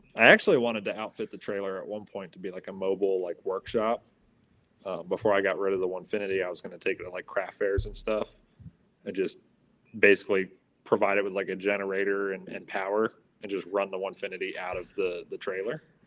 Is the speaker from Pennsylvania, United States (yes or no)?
no; Atlanta, Georgia, United States; also born or lived in North Carolina / Upstate New York; now in Batavia, New York, United States; I'm originally from the Atlanta area